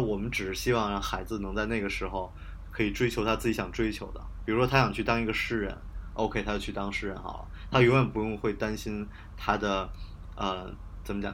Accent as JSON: {"language": "Chinese", "region": "Beijing", "country": "China", "also_born_or_lived": "Hebei", "said": "我在河北读的高中，但是我是北京的人嘛，就是我只是嗯。父母把我送去而已"}